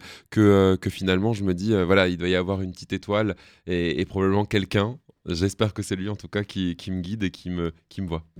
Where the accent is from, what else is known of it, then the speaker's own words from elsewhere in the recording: Alsace, Grand Est, France; je viens d'Alsace